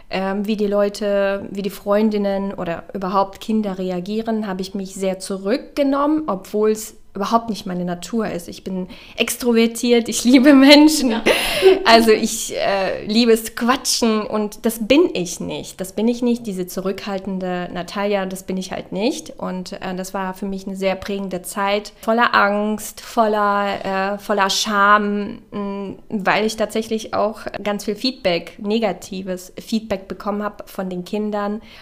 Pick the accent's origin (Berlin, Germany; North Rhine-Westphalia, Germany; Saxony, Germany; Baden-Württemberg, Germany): North Rhine-Westphalia, Germany; Castrop-Rauxel; ja, ich komme aus Kastrop.